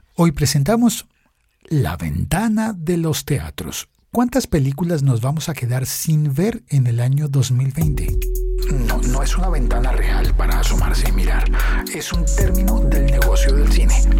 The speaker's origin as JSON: {"language": "Spanish", "country": "Colombia", "said": "en mi país"}